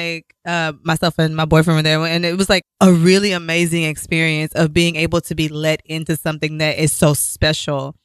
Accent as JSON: {"language": "English", "region": "Texas", "country": "United States", "moved": "yes", "said": "I'm from Texas."}